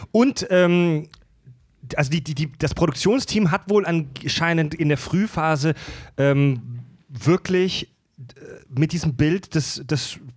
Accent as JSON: {"language": "German", "country": "Germany", "said": "Die wir sind Deutsche, wir haben das nie gehört."}